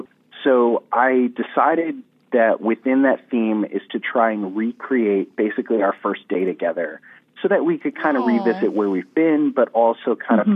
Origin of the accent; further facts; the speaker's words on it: New Jersey, United States; moved away as an adult; also born or lived in Virginia; I'm originally from New Jersey, even though I was actually in Virginia for grad school at the time